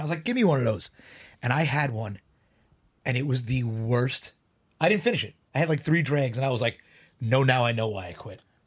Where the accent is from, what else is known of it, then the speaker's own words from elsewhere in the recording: New York City, New York, United States; I grew up in Bayside, but, uh, I used to hang out in Glendale